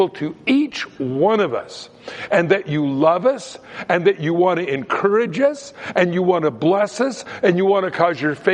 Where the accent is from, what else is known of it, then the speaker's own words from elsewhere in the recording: Southern California, United States; I grew up in Southern California, and I used to go down to the beach